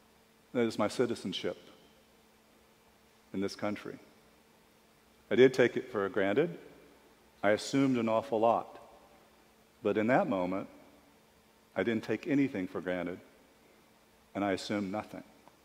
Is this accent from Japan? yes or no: yes; Japan; born there; A bit of background, I was born in Japan. My mother, Japanese, my father, a serviceman stationed in Japan.